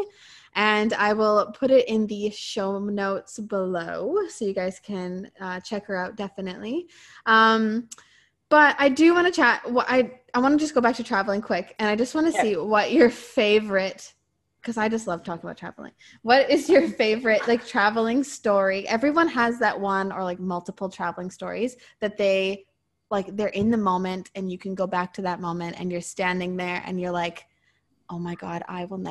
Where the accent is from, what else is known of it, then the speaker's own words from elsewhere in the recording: Edmonton, Alberta, Canada; I am from Edmonton, Alberta, and I am sitting right here, right now